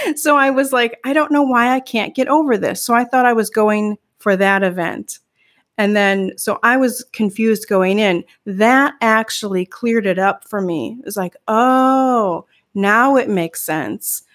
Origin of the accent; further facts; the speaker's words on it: Midwest, United States; now in Northern California, United States; I grew up in the Midwest